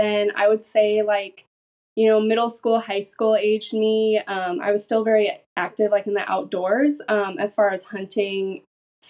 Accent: Craig, Alaska, United States; moved away as an adult; now in Oregon, United States; I just was born and raised there

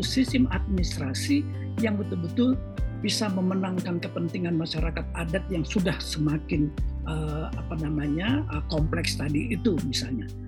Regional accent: Indonesia; semuanya kita orang Indonesia ini masyarakat adat

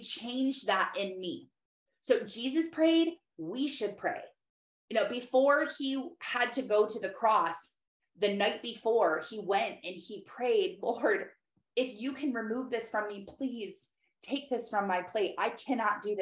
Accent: Michigan, United States; I'm from Michigan

